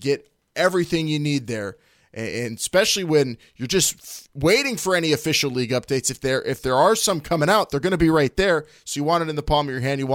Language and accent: English; Pittsburgh, Pennsylvania, United States; accent: Pittsburgh; my Pittsburgh accent just is deepening really hardcore during this quarantine